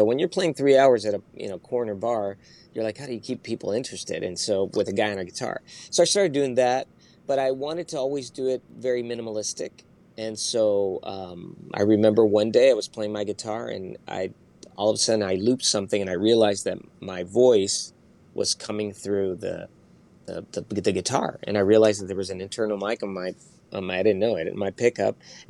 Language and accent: English; Spain; I do have influence from my dad listening to Mexican music and me growing up in Spain.